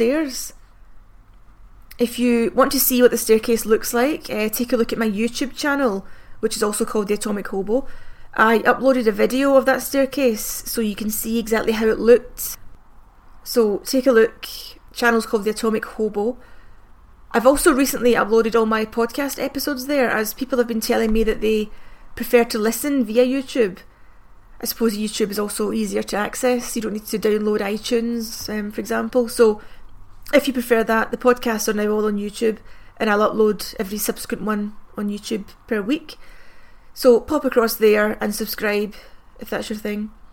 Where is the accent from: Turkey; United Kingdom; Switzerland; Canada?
United Kingdom; I'm from Britain